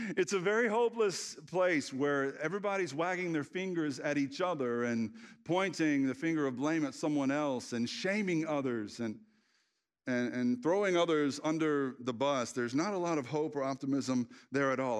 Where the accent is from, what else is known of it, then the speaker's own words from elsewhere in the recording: the Bible Belt, United States; As a child, I grew up in the Bible Belt